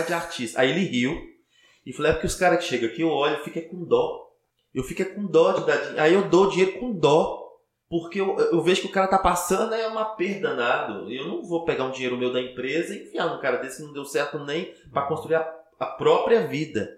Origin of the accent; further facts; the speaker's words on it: Teófilo Otoni, Minas Gerais, Brazil; also born or lived in Belo Horizonte; eu sou de Teoflotone